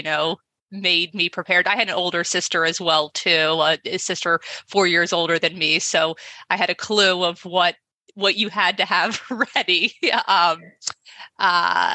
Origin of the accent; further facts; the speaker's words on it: Baltimore, Maryland, United States; I grew up in Baltimore, Maryland